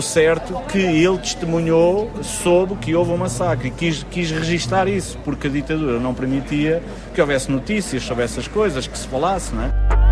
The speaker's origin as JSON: {"language": "Portuguese", "country": "Portugal"}